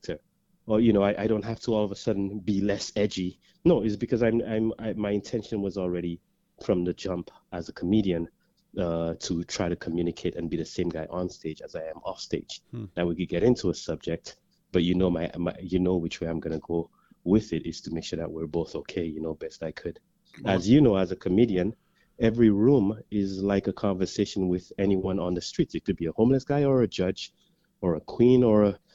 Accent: St. Lucia; now in Canada; I grew up in St. Lucia, Caribbean island St. Lucia

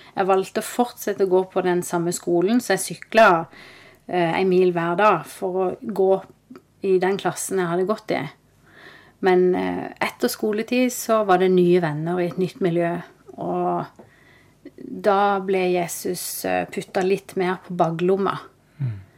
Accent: Kristiansand, Agder, Norway; moved away as an adult; also born or lived in Oslo; jeg er født og oppvokst i Kristiansand.

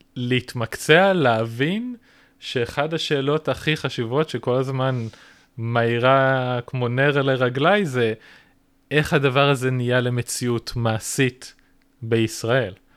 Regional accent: Israel

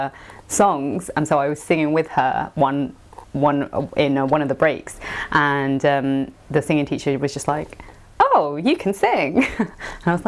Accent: London, United Kingdom; also born or lived in Colombia; I grew up in like Brixton, okay. In London.

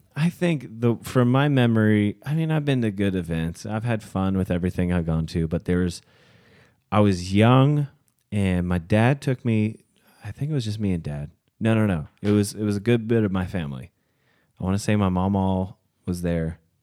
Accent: Gallipolis, Ohio, United States; I'm from Galpolis.

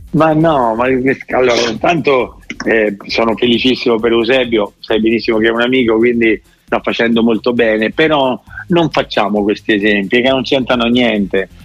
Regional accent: Rome, Lazio, Italy; sono romano e ho giocato tanti anni a Roma

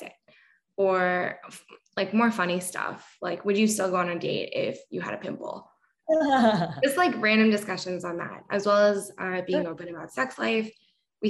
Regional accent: Bay Area, California, United States; moved away as an adult; now in New York, United States; I grew up in California, Bay Area. I moved to New York, I think exactly like 12 months ago.

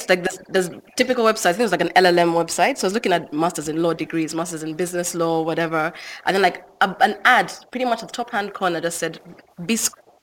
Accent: Uganda; I'm from Uganda, right? And Uganda is a very small country. Uganda is not even the biggest country in East Africa.

